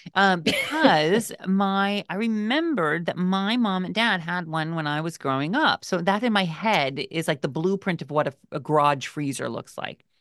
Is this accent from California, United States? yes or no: no; Washington, United States; where we grew up in Washington State, I used to work at a berry